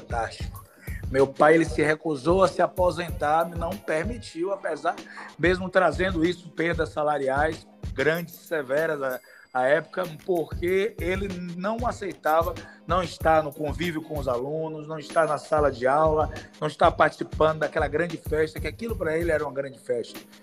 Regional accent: São Sebastião do Passé, Bahia, Brazil; São Sebastião é uma cidade do meu coração, onde eu me criei, onde eu cidade de infância

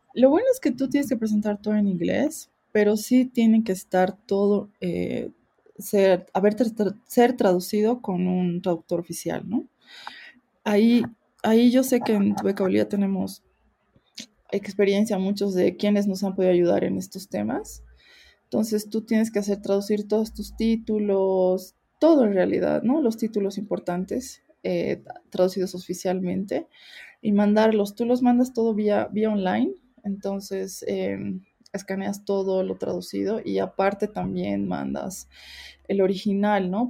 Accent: Bolivia; moved away as an adult; also born or lived in South Korea; somos muy pocos bolivianos en Corea

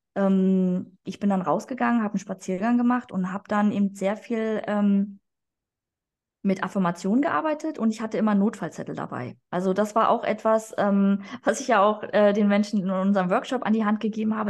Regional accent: Berlin, Germany; also born or lived in Hamburg; ich komme eigentlich aus Berlin

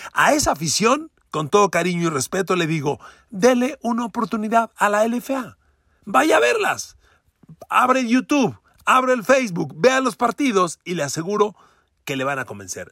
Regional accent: Mexico; como mexicanos

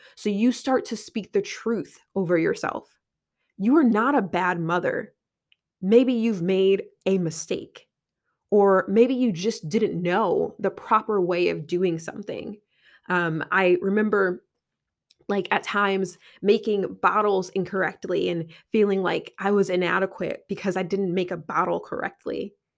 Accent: Connecticut, United States; I'm from Connecticut

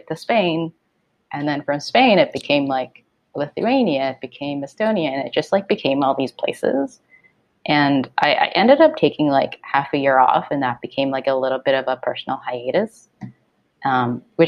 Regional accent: Toronto, Ontario, Canada; also born or lived in Hong Kong; I was born in Hong Kong, but I grew up here in Toronto

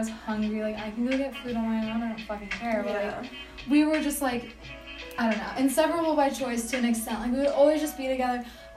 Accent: East Coast, United States; moved away as an adult; I'm from the East Coast

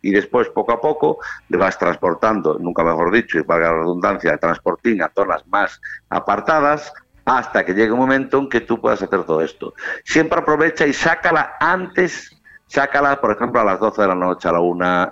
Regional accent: Galicia, Spain; soy gallego

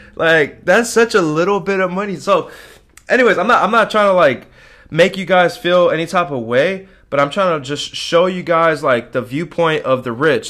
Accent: United States; as an American

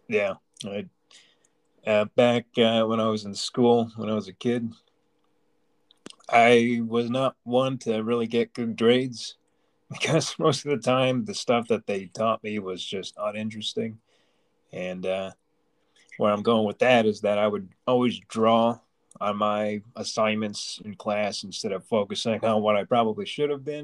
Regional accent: Long Island, New York, United States; now in Pennsylvania, United States; originally from Long Island.

